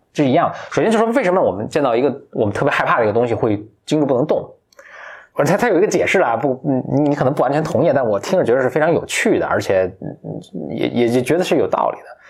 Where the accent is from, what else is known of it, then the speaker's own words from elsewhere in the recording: China; 我们中国人看了就是一点不觉得奇怪